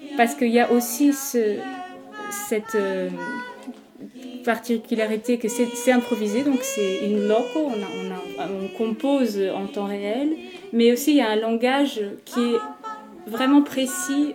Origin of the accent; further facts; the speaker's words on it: Portugal; French is a second language; je suis portugaise